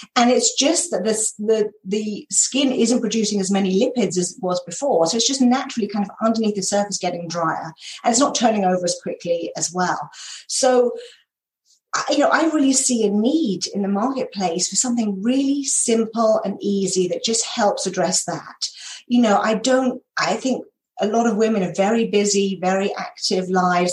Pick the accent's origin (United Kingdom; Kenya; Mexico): United Kingdom; accent: British; moved away as an adult; also born or lived in North Carolina / California / New York; now in Minnesota, United States; I am British. So I grew up in the uh, just outside of London in England and spent the first 32 years of my life there.